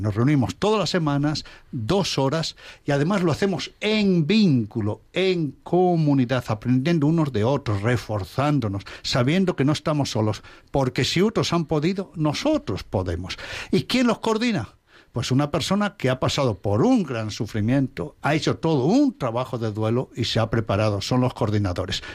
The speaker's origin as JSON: {"language": "Spanish", "town": "Alba de Tormes", "region": "Castile and León", "country": "Spain", "tie": "born or raised there", "moved": "yes", "said": "mi pueblo, la villa ducal de Alba de Tormes"}